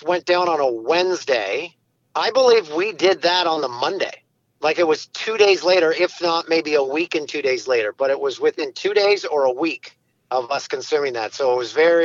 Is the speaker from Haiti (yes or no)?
no; Peterborough, Ontario, Canada; now in Orono, Canada; Peterborough, which is my hometown, and I moved back here